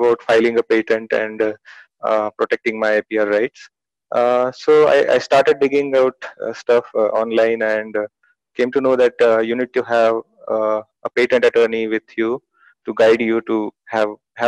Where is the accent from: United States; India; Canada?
India; Pune, Maharashtra; also born or lived in Delhi; I'm from Pune, basically, Maharashtra.